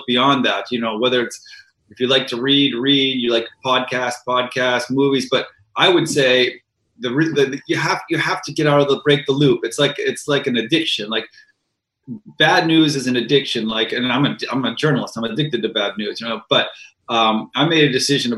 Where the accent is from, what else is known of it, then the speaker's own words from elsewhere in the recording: Boston, Massachusetts, United States; I grew up in Boston